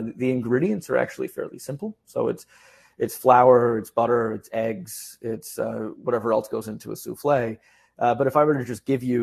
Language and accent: English; New York City, New York, United States; as a New Yorker